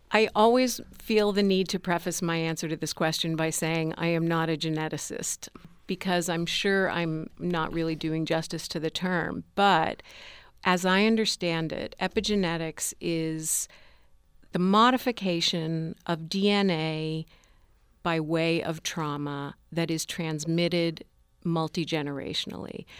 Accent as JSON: {"language": "English", "country": "United States", "tie": "born or raised there", "said": "I was born in this country at the end of the nineteen fifties"}